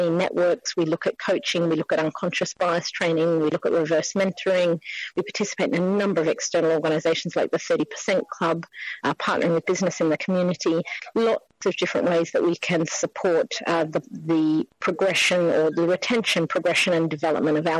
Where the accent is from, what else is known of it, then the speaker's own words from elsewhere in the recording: Australia; moved away as an adult; now in London, United Kingdom; Being Australian, I've been here 20 years